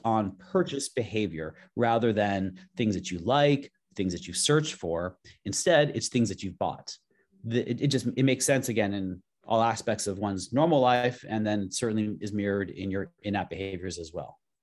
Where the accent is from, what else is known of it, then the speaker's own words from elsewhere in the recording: Los Angeles, California, United States; now in San Francisco, United States; I'm, I'm from Los Angeles. I live in San Francisco now